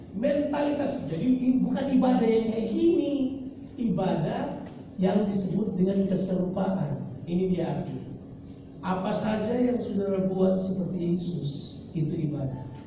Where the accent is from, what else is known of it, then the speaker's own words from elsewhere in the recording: Ambon, Maluku, Indonesia; Saya orang Ambon dan saya lahir terburu-buru